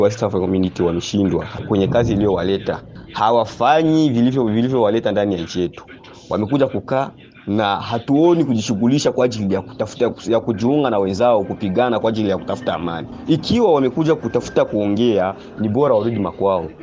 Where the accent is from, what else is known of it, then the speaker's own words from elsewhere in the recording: Eastern DRC, DR Congo; now in Lusaka, Zambia; Mimi kama raia wa mashariki mwa Kongo